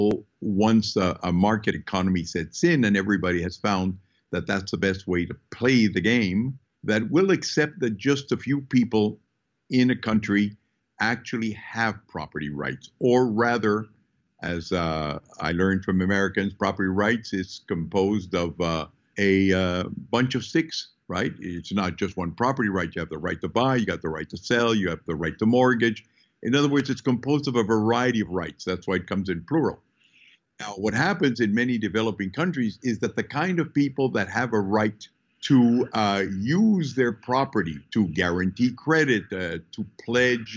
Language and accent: English; Peru; I was born in Peru.